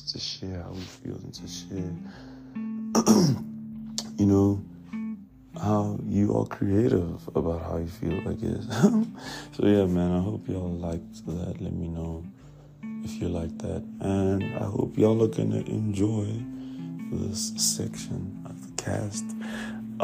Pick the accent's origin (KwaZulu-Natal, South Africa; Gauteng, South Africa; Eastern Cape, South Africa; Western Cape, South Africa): Gauteng, South Africa; Pretoria; I'm from Pretoria